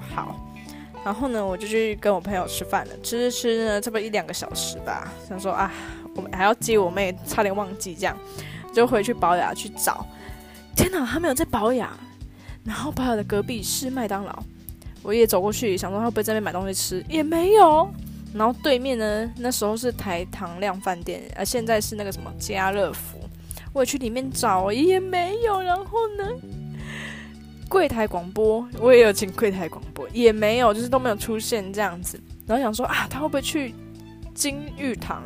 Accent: countryside near Beigang, Yunlin County, Taiwan; 我们那边是乡下地方，其实真的没有什么好逛的，所以我们都会搭公车到嗯。北港

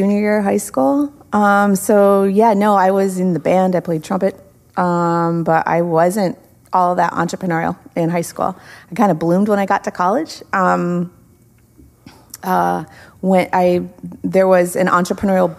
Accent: New York, United States; moved away as an adult; now in Space Coast, Florida, United States; we lived in a small town in Western New York, hour and a half south of Buffalo, St. Bonaventure University.

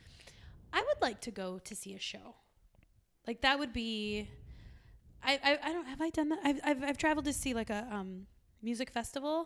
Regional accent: San Diego, California, United States; now in Arizona, United States; I'm from San Diego

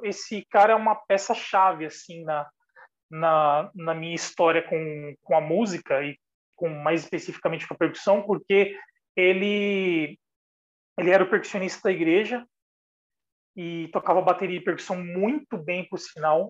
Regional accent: São Paulo, Brazil; eu sou de São Paulo, da periferia de São Paulo, comecei estudando música com 10 anos

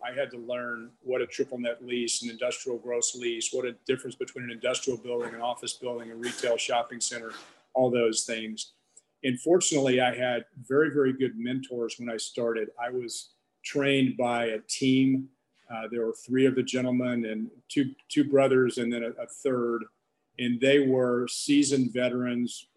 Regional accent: Texarkana, Arkansas, United States; I grew up in Arkansas, uh, Texarkana, Arkansas to be exact.

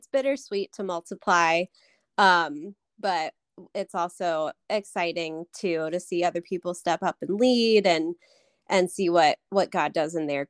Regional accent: Harrisonburg, Virginia, United States; moved away as an adult; now in Charlottesville, United States; But I grew up in Harrisonburg, so Charlottesville is the only other place I've lived my whole life.

